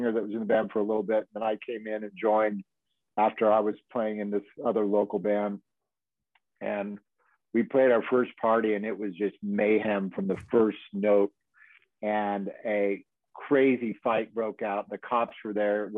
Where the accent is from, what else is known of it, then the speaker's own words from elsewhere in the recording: Manhattan Beach, California, United States; I grew up here in Manhattan Beach, Hermosa Beach, California